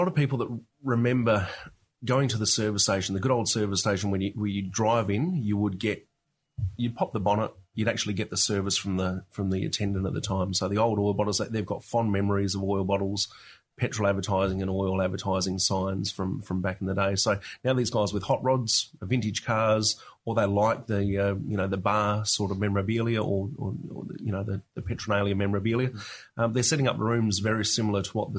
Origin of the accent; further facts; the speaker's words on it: Australia; I grew up around Australian colonial furniture and also dad collecting traction engines and stationary engines at the time.